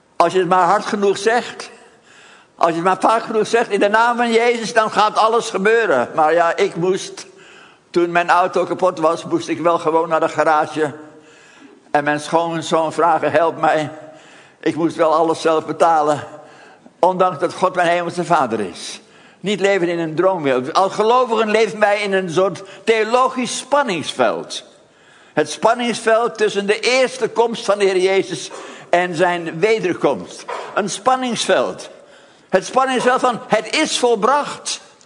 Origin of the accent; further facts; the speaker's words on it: Haarlem, North Holland, Netherlands; moved away; ik dan in Haarlem.